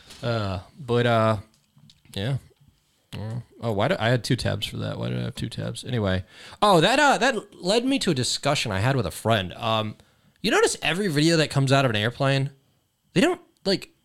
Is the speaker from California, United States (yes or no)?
yes; California, United States; Family from Laos. Live in California my whole life